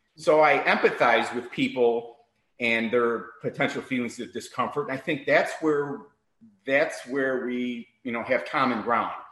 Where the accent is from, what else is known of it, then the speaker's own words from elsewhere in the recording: Chicago, Illinois, United States; also born or lived in Miami, Florida; now in Naples, United States; I'm born and raised in Chicago